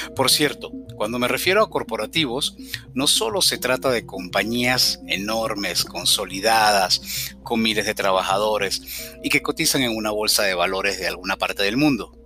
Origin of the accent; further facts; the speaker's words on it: Caracas, Capital District, Venezuela; moved away as an adult; also born or lived in Cumaná, Venezuela / Montreal, Canada; Al poco tiempo de nacer nos mudamos a Caracas, la capital del país, y donde viví aproximadamente unos 38 años